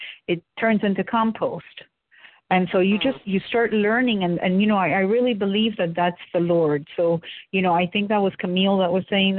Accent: Florida, United States; also born or lived in Cuba; So I live in Florida. So for me, and I grew up, when I came from Cuba, my dad instantly, the minute they bought this property, he started planting.

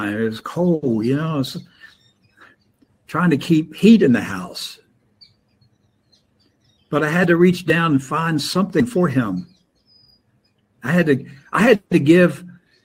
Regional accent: Maryland, United States; now in Florida, United States; I grew up in Maryland, and our winters were not like Florida

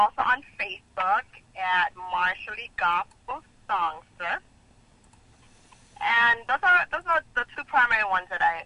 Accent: Jamaica; now in Boston, United States; I was born and raised in Jamaica.

